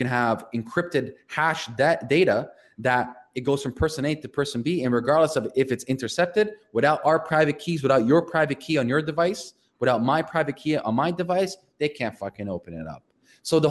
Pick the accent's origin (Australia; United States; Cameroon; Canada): Canada; I'm Canadian